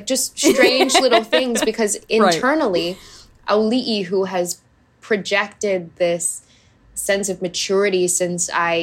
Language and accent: English; Hawaii, United States; I grew up in Hawaii.